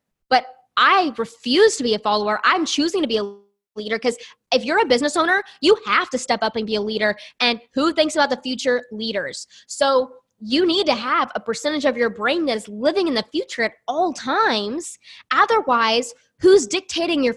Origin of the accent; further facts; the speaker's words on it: the South, United States; I grew up in the South in a very small, tiny town